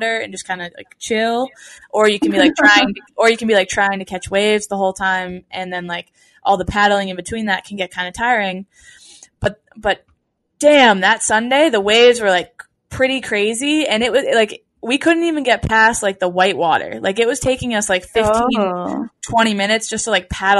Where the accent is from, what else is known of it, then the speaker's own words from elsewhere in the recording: New England, United States; growing up in New England